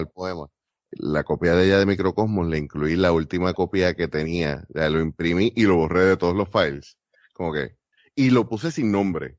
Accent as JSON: {"language": "Spanish", "country": "Puerto Rico"}